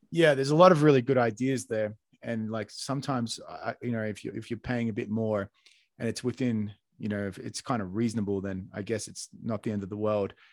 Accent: Australia; moved away; I was born in Australia

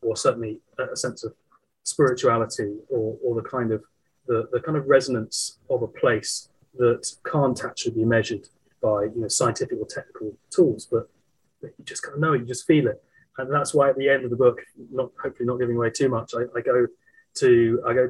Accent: London, United Kingdom; where I grew up in South London

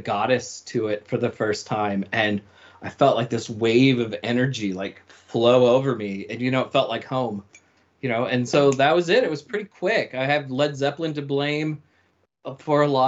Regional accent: Nashville, Tennessee, United States; now in San Francisco Bay Area, United States; I grew up in the American South and outside of Nashville, Tennessee

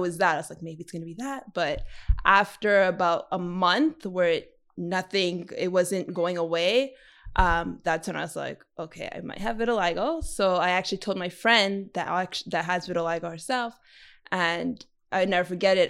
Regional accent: Montreal, Quebec, Canada; I grew up in the West Island

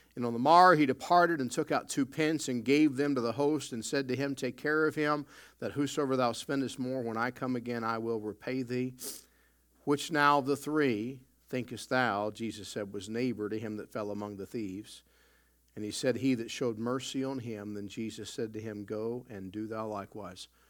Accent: the South, United States; also born or lived in Chicago; now in Canada; I grew up in the South

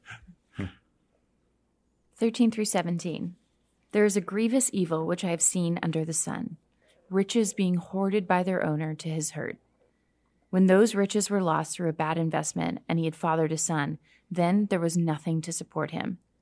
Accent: Canada; I grew up hiking in Canada

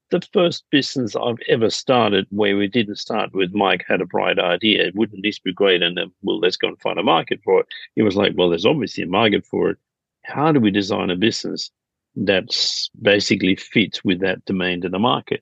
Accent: Denmark; now in Sydney, Australia; I'm originally from Denmark

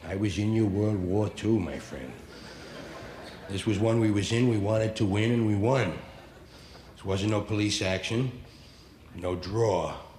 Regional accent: New York, United States; And we'd call our little neighborhood White Harlem, because it sounded bad, you know? Where are you from? White Harlem. Hey. Sound tough, sound down. The real name was Morningside Heights.

